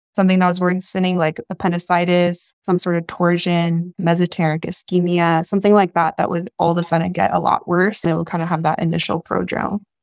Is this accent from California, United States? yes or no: yes; Northern California, United States; moved away as an adult; also born or lived in San Diego; now in Chicago, United States; I am born and raised in California, born in a very small town in Northern California